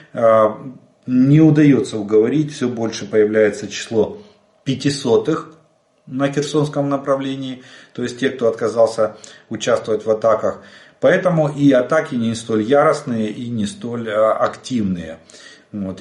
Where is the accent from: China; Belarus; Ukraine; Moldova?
Ukraine; мы из Украины